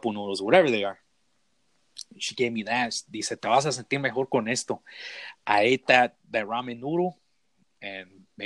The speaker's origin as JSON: {"language": "English", "area": "Bay Area", "region": "California", "country": "United States", "tie": "born or raised there", "moved": "yes", "lives_now": "Denver, United States", "said": "when I first moved to Denver, and you know, growing up in the Bay Area, we were familiar with giant burritos."}